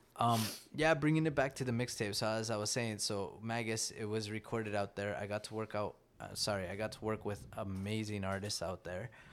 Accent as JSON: {"language": "English", "country": "Canada", "tie": "born or raised there", "also_born_or_lived": "Nicaragua", "said": "here in Canada, as a Canadian Latino"}